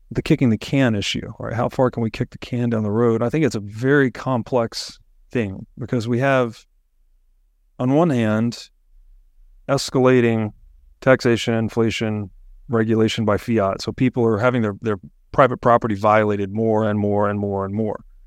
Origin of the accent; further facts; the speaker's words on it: United States; I'm born in America.